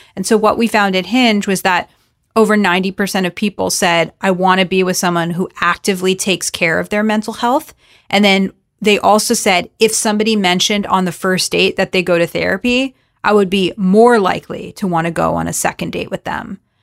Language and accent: English; South Florida, United States; I'm Jewish, I'm from South Florida